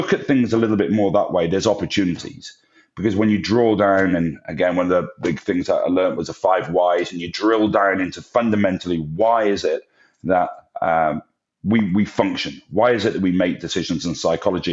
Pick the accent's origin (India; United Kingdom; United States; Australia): United Kingdom; England; moved away; I'm English